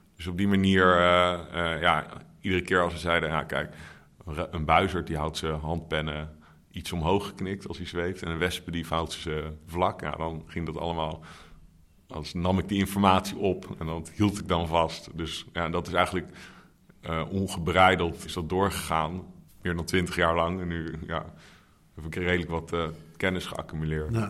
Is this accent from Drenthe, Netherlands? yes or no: no; The Hague, South Holland, Netherlands; now in Amsterdam, Netherlands; Nee, Scheveningen ben ik geboren.